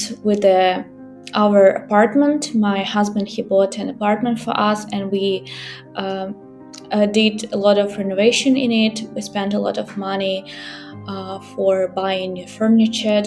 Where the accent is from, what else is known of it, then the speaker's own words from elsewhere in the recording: Ukraine; first language Ukrainian; English is a second language; I'm from Ukraine. I'm a native speaker of Ukrainian language.